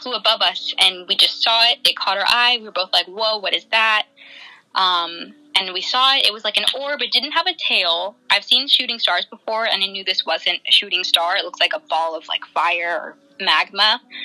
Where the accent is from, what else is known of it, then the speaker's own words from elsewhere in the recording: Virginia Beach, Virginia, United States; now in South Texas, United States; I'm originally from Virginia Beach, Virginia